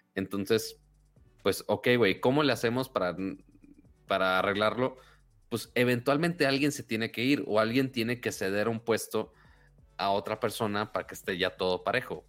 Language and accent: Spanish; Monterrey, Nuevo León, Mexico; soy de Monterrey